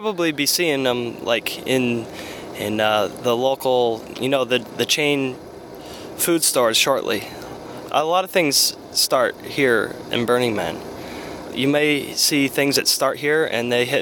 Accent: Meadville, Pennsylvania, United States; my hometown, a small town in Meadville, Pennsylvania.

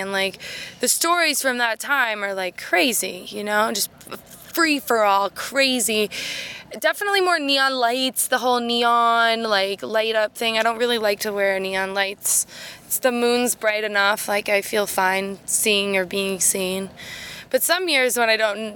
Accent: West Coast, United States; now in Boston, United States; I grew up on the West Coast. I'm a West Coast girl through and through

